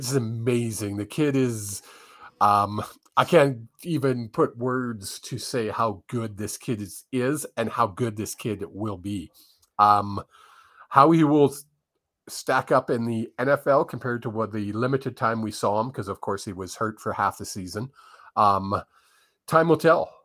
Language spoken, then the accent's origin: English; Vancouver, British Columbia, Canada; I grew up in Vancouver